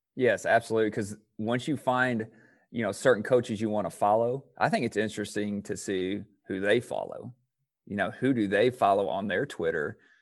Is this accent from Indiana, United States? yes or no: yes; Indiana, United States; I'm from Indiana